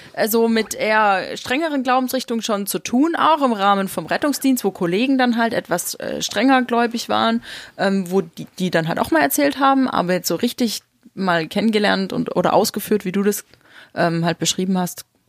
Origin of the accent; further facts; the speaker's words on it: East Germany, Germany; ich bin noch in der DDR geboren